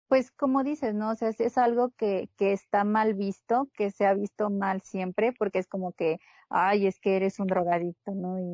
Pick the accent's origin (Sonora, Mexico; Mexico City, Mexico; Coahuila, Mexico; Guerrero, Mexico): Sonora, Mexico; moved away; soy de Sonora